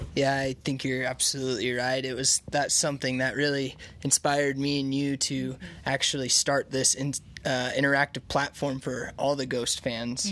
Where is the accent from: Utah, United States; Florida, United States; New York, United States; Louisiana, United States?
Utah, United States; I grew up here in Utah, and I grew up in the uh, Mormon church